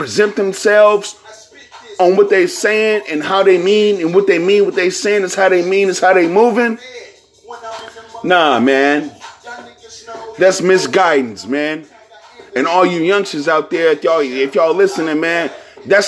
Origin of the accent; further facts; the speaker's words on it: Bay Area, California, United States; I'm from the Bay Area